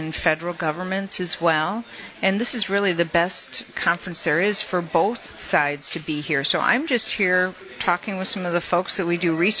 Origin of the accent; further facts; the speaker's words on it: Detroit, Michigan, United States; also born or lived in Ypsilanti, Michigan; I was born and raised in Detroit